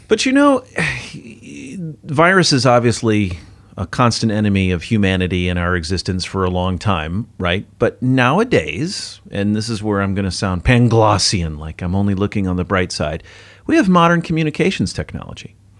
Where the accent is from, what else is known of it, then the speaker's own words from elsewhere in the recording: United States; now in Singapore; as an American